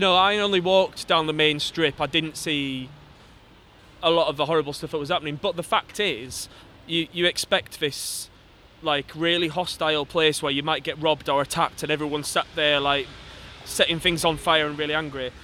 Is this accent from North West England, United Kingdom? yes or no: no; Wakefield, Yorkshire and the Humber, United Kingdom; I'm from Wakefield, 66% leave, uh, from a coal mine coal mining community